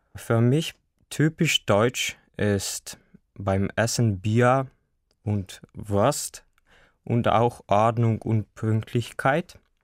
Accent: Bitola, North Macedonia; German is a second language; Ich komme aus Mazedonien, aus der Stadt Bitola

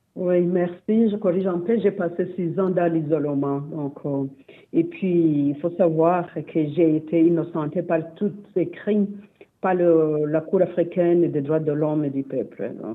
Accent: Rwanda; nous tous, en tant que Rwandais

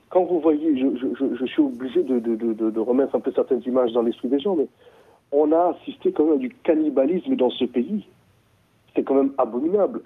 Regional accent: Bria, Haute-Kotto, Central African Republic; moved away; j'ai grandi à Bria. Donc Bria, c'est l'est de la RCA.

